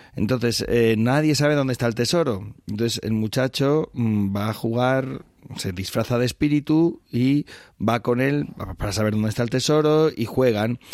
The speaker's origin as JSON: {"language": "Spanish", "area": "La Alcarria", "region": "Castilla-La Mancha", "country": "Spain", "tie": "born or raised there", "said": "la Alcarria, mi tierra"}